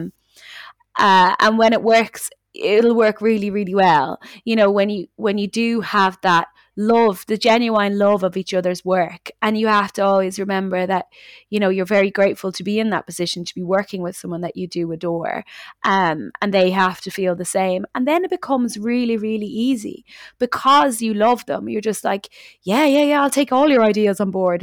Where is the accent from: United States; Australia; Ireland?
Ireland; Dublin, Leinster; accent: Dublin; myself, which have very just Dublin accent